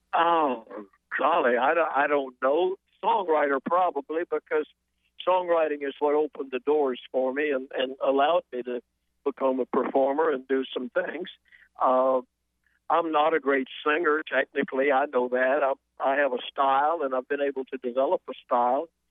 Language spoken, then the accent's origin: English; Atlanta, Georgia, United States; born or raised there; moved away as an adult; also born or lived in South Carolina; now in Nashville, United States